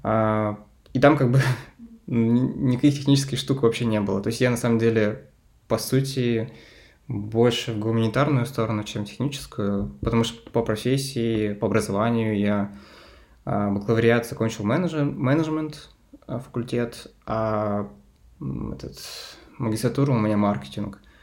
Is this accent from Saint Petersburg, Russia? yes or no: no; Lysva, Perm Krai, Russia; я родом из Перми, и я переехал из маленького города, который называется Лысьево, а, в этот такой, типа, региональный центр.